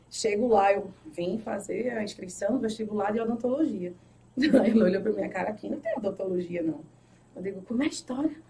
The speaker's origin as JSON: {"language": "Portuguese", "town": "Recife", "region": "Pernambuco", "country": "Brazil", "tie": "born or raised there", "also_born_or_lived": "Paulista", "said": "Recife, morei. Ai, já morei em Recife, já morei em Paulista, no Janga."}